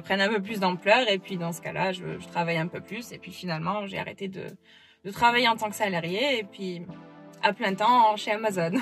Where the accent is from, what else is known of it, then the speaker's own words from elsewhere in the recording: France; now in Florida, United States; rentrer en France, donc du coup, voir ma famille en France et faire un peu des allers-retours entre les États-Unis et la France